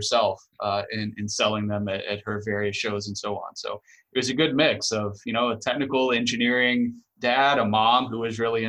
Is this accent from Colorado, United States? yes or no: no; Houston, Texas, United States; moved away as an adult; also born or lived in Los Angeles, California; now in Boston, United States; I grew up in Texas, outside of Houston, actually in a suburb outside of Houston